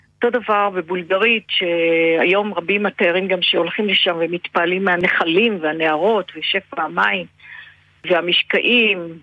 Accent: Israel; אני ילידת הארץ

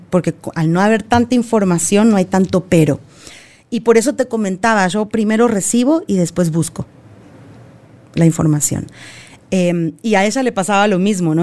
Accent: Argentina; moved away; como buena argentina, pesada

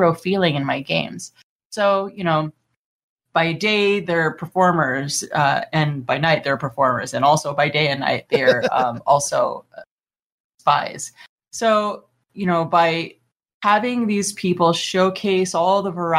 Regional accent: Los Angeles, California, United States; I'm from Los Angeles

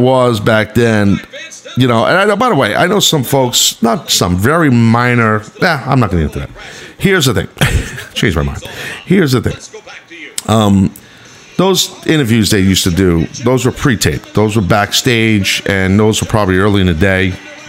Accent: New York, United States; I was from New York

